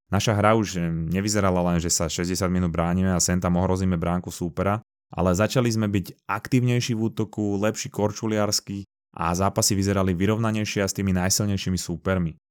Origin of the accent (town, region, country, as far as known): Slovakia